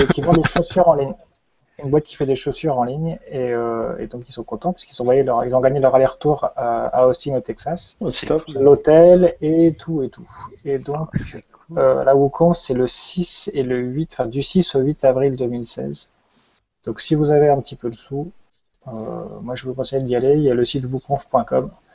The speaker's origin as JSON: {"language": "French", "region": "Brittany", "country": "France", "also_born_or_lived": "Montpellier", "said": "je suis breton"}